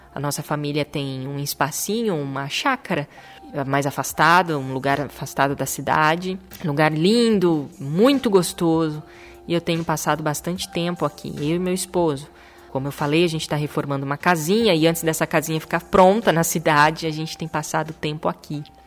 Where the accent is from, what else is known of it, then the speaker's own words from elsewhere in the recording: Maringá, Paraná, Brazil; moved away as an adult; also born or lived in Chester, England / Italy; voltamos para nossa terra natal, que é Maringá, no interior do Paraná, uma cidade maravilhosa, a cidade onde eu nasci